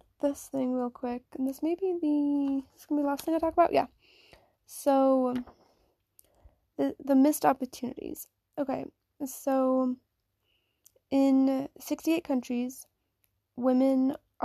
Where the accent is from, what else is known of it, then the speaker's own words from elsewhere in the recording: Virginia, United States; I'm from Virginia myself.